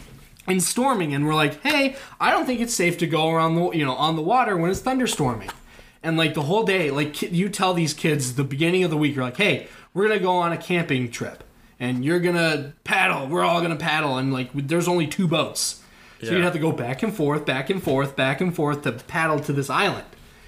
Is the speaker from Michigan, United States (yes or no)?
no; Okoboji, Iowa, United States; I'm from Okoboji.